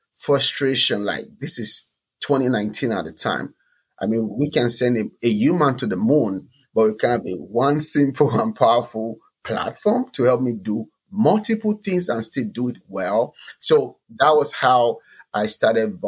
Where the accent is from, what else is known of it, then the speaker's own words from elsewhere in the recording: Nigeria; moved away as an adult; now in United States; I came from Nigeria to America